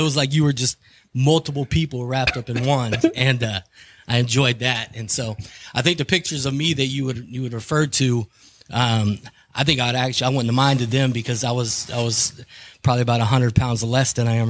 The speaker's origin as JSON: {"language": "English", "town": "Steubenville", "region": "Ohio", "country": "United States", "tie": "born there", "also_born_or_lived": "Kentucky / Honolulu / Killeen", "said": "I was born in Steubenville, but I lived in Mingo. And at 2 years old, we moved out of the area"}